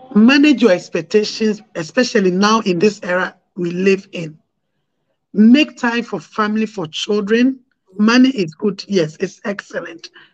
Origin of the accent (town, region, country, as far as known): Ghana